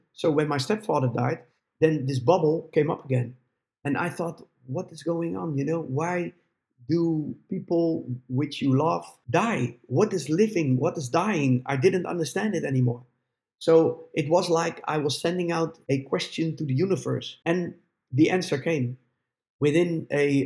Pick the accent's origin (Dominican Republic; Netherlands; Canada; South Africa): Netherlands; my hometown